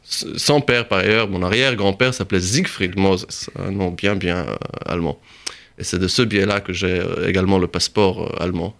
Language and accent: French; Jerusalem, Jerusalem District, Israel; moved away as an adult; also born or lived in Texas / United States; now in Paris, France; je suis rentré en Israël quand j'avais 5 ans. Donc, à partir entre 5 et 19 ans, euh, je vivais à Jérusalem